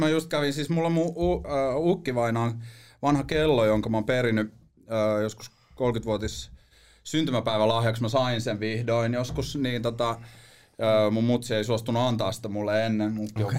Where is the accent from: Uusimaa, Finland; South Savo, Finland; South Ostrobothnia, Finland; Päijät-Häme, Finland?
Uusimaa, Finland; Helsinki; also born or lived in Espoo / Marseille / New York; mä oon kasvanut niinku tässä Etelä-Helsingissä oikeastaan mun niinku elämäni